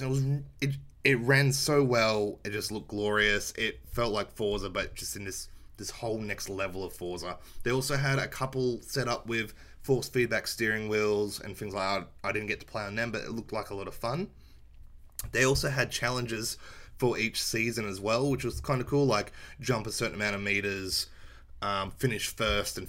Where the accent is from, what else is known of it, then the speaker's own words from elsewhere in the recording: Australia; Being Australian and it being banned in my country